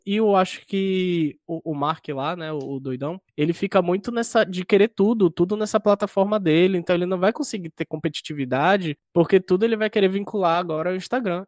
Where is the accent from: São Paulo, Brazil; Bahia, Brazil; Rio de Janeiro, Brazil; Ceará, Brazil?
Bahia, Brazil; Eu sou baiano